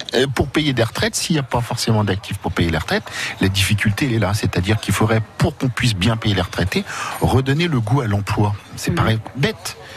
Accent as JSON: {"language": "French", "country": "France", "said": "on est des Français, on est fiers de l'être"}